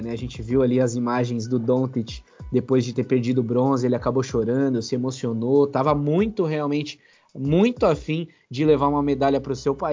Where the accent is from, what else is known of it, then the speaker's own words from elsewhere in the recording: Brazil; Eu sou brasileiro, mas eu gosto bastante do uniforme da Argentina do basquete também.